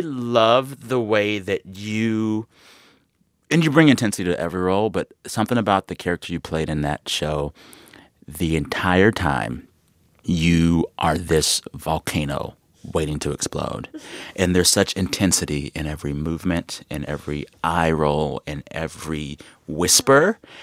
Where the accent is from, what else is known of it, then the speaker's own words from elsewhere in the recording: San Antonio, Texas, United States; moved away as an adult; also born or lived in Seguin, Texas; now in Los Angeles, United States; I'm from San Antonio